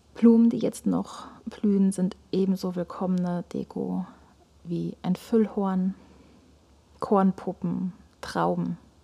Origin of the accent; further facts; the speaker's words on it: Germany; bei uns in Deutschland